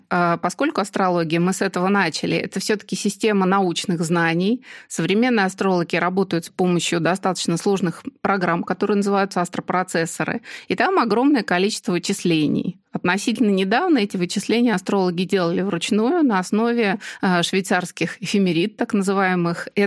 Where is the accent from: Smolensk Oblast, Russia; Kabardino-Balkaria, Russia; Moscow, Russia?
Moscow, Russia; И при том, что я родилась и живу в Москве, вот мне идеально подошел Нижний Тагил.